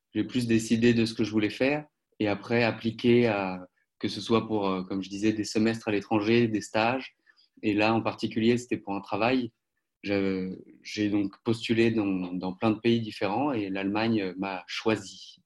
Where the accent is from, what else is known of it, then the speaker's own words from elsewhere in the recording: Paris, Île-de-France, France; moved away as an adult; also born or lived in Poitiers; now in Germany; j'ai grandi euh, à Paris jusqu'à mes 20 ans